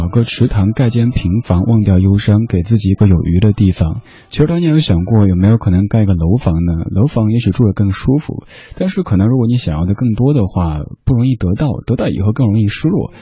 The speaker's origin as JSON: {"language": "Chinese", "town": "Chengdu", "region": "Sichuan", "country": "China", "tie": "born or raised there", "accent": "Sichuanese", "moved": "yes", "said": "在我的家乡成都"}